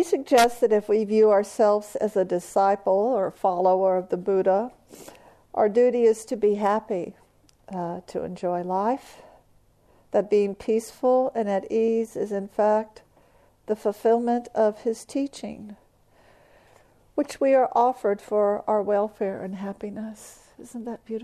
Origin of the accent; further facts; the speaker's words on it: Texas, United States; I'm from Texas or the South